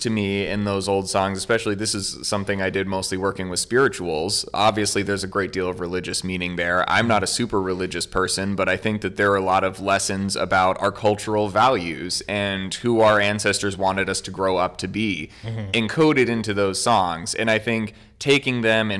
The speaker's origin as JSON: {"language": "English", "town": "Providence", "region": "Rhode Island", "country": "United States", "said": "I am from Providence, Rhode Island"}